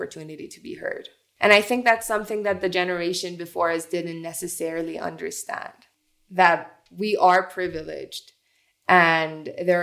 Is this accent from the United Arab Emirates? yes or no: yes; Dubai, United Arab Emirates; also born or lived in Iran; now in United States; I was born in Iran, but raised in Dubai